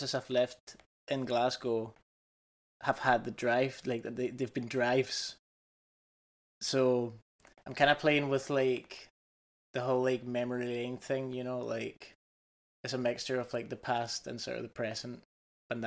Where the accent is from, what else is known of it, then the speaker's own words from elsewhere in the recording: Canary Islands, Spain; now in Scotland; I'm from the Canaries